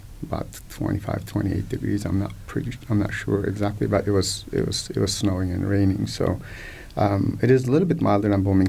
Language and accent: English; Kahramanmaraş, Turkey; some of the cities like Kilis and Antep, which is about 100 miles southeast of my hometown of Marsh.